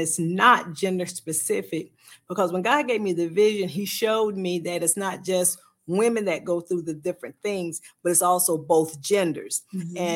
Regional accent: Sylvania, Georgia, United States; I am from Sylvania, Georgia

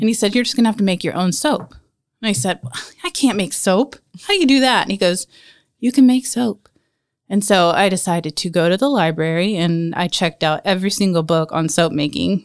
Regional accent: Marion, Indiana, United States; also born or lived in Warsaw, Indiana; born in Indianapolis, but I was raised in Marion

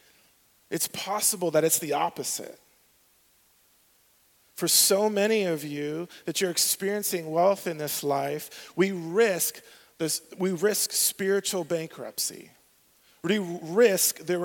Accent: southwest Arizona, United States; the southwest part is where I grew up.

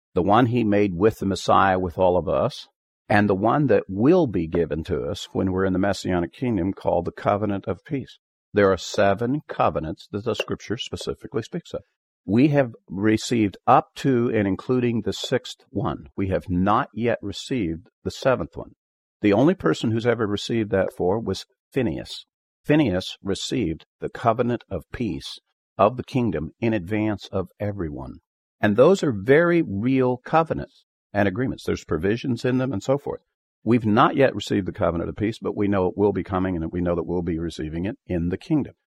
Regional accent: Dickinson County, Kansas, United States; I was born in Dickerson County, Kansas

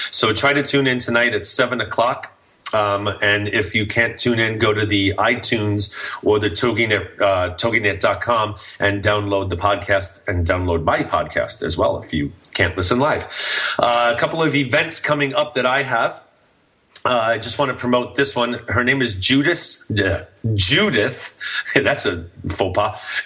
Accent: New York City, New York, United States; now in Santa Clarita, United States; I'm from New York City, so I, you know, all my family will be there and everything, and, and I get to go home

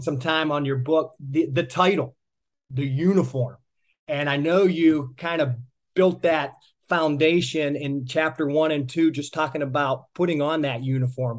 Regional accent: Pittsburgh, Pennsylvania, United States; moved away; I'm originally from the Pittsburgh area

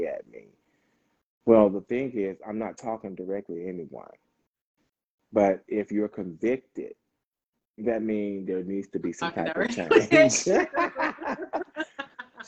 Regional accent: the South, United States; I'm from the South

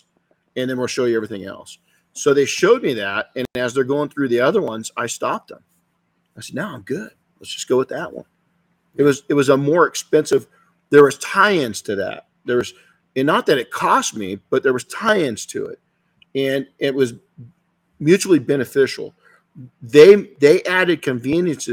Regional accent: California, United States

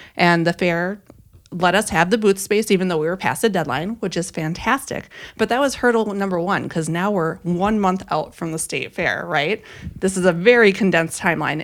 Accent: Minnesota, United States; I am from Suan's wonderful state of Minnesota, born and raised.

